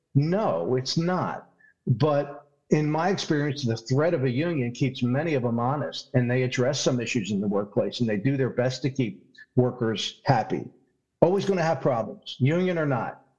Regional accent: Philadelphia, Pennsylvania, United States; accent: Philadelphia; I'm from Philadelphia. That's my Philadelphia accent.

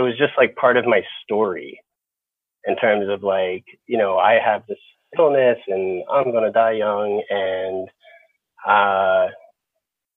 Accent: Upper Darby, Pennsylvania, United States; moved away as an adult; also born or lived in Philadelphia, Pennsylvania; now in Southern California, United States; within our town, Upper Darby, Pennsylvania

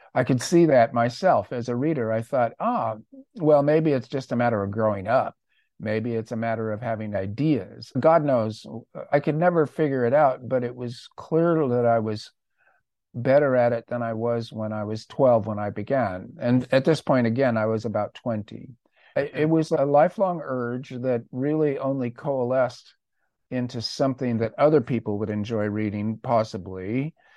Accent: Orange County, California, United States; I grew up in Orange County

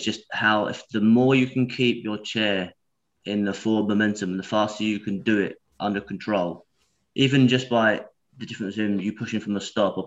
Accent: Essex, East of England, United Kingdom; now in Germany; everyone always thinks I'm from North London, but I'm actually from Essex.

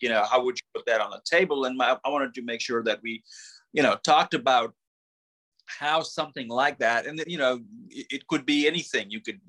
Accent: Mississippi, United States; I mean, if I'm going to claim I'm from Mississippi, then I was not going to not have catfish recipes in the book.

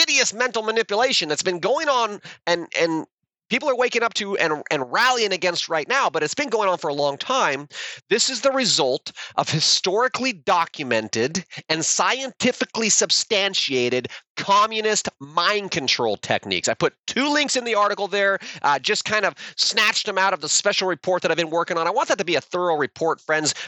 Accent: United States; being an American

